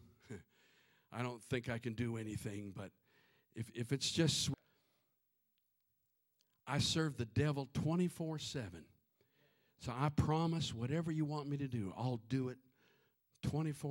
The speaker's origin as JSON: {"language": "English", "region": "Minnesota", "country": "United States", "tie": "born or raised there", "said": "firstborn, lonely little kid growing up in Minnesota"}